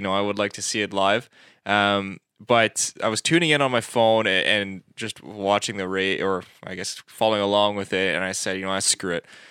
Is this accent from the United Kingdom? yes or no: no; Canada; we're not American, we're Canadian